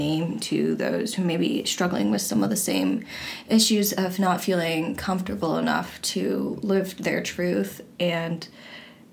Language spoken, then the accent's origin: English; Washington, District of Columbia, United States; I'm from Washington, D.C.